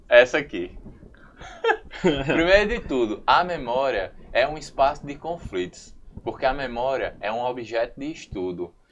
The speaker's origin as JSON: {"language": "Portuguese", "country": "Brazil", "said": "a gente, enquanto brasileiro"}